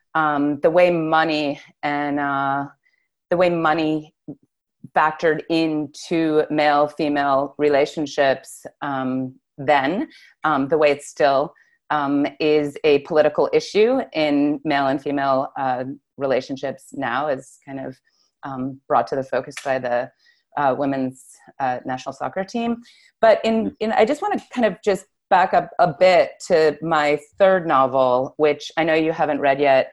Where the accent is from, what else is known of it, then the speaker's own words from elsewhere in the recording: Newton, Massachusetts, United States; also born or lived in Cambridge, Massachusetts; I grew up in Newton and Cambridge